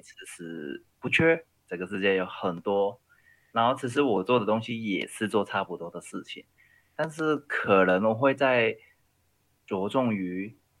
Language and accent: Chinese; Hong Kong; moved away as an adult; now in Taiwan; 我是一个移民台湾的香港人